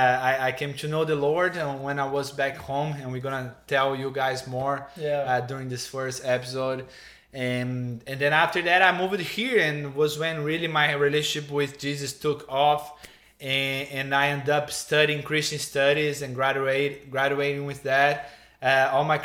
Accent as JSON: {"language": "English", "country": "Brazil", "also_born_or_lived": "Tennessee / Kentucky", "moved": "as an adult", "lives_now": "United States", "said": "I'm from Brazil. I have been in the U.S. now for 6 years."}